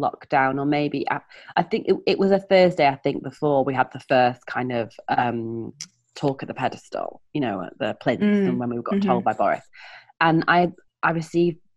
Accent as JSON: {"language": "English", "town": "Leeds", "region": "Yorkshire and the Humber", "country": "United Kingdom", "also_born_or_lived": "Hove", "moved": "as an adult", "lives_now": "Peak District, United Kingdom", "said": "I'm from Leeds. That's where my big vowels are from"}